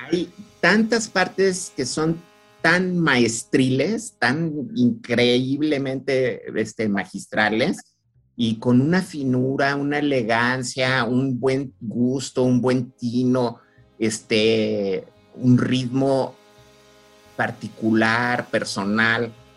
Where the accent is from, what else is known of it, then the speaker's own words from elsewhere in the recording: Mexico; somos mexicanos y estamos al lado de, este, los gringos.